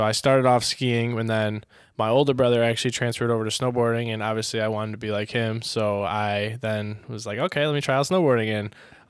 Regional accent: Rochester, New York, United States; also born or lived in Dearborn, Michigan; I was born in Dearborn, Michigan. I only lived there for 2 months until I was, we then moved to Rochester, where I've grown up my whole life

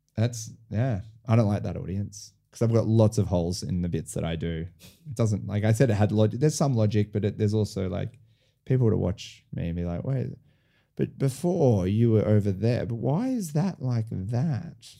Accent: Sydney, New South Wales, Australia; moved away as an adult; also born or lived in France; now in Melbourne, Australia; I was born in Sydney, grew up in Sydney.

